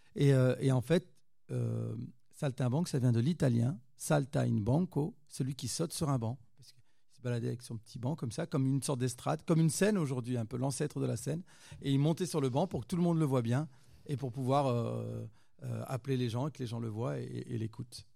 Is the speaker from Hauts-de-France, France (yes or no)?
yes; Roubaix, Hauts-de-France, France; je viens de Roubaix, hein. c'est là où je suis né, où j'ai grandi, à Roubaix dans le nord de la France, donc euh, à côté de Lille